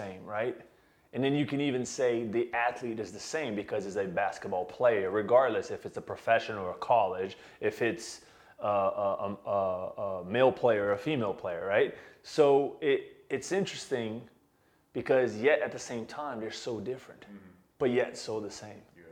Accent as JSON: {"language": "English", "country": "Brazil", "tie": "born or raised there", "moved": "as an adult", "said": "I was born and raised in Brazil, and I had the dream to one day work in the league. And when I left Brazil to pursue a degree internationally"}